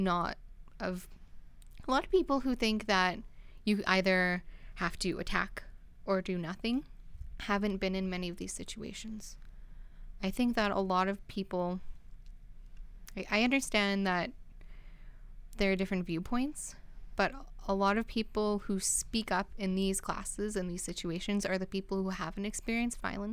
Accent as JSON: {"language": "English", "country": "Canada", "said": "my family is Canadian. We're very Canadian"}